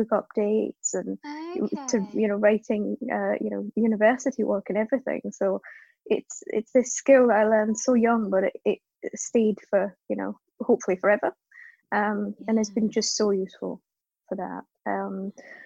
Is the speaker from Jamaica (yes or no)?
no; Scotland, United Kingdom; accent: Scottish; moved away as an adult; also born or lived in Cape Town, South Africa; now in London, United Kingdom; So my accent suggests Scotland, which is true for the most part, but I was actually born in South Africa, so spent the first sort of 5 years of life in Cape Town, and then moved to Scotland when I was 5, because my parents were from Scotland. And then grew up there, school and university and stuff